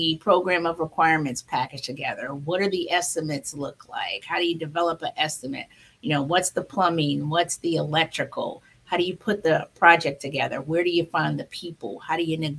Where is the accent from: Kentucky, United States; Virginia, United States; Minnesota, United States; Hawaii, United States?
Virginia, United States; Hampton Roads; moved away as an adult; also born or lived in Maryland / Washington, D.C. area; I am Maryland born, Virginia raised me, Hampton Roads, Virginia.